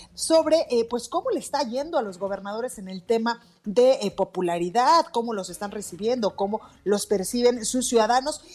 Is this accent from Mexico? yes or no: yes; Guadalajara, Jalisco, Mexico; now in Mexico City, Mexico